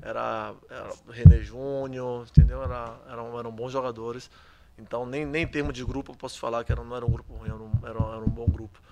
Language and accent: Portuguese; Salvador, Bahia, Brazil; moved away as an adult; now in Udine, Italy; eu sou natural de Cajazeiras, né? Eu sou da, de um bairro aqui de Cajazeiras